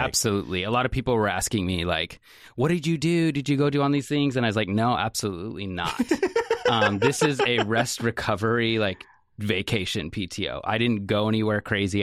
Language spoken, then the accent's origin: English; Salem, Oregon, United States; I grew up in Salem, Oregon, um, and I grew up Section 8 housing all the way through high school